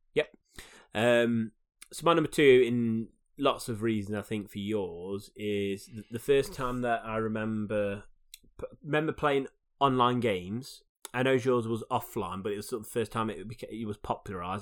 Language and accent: English; United Kingdom; as a British person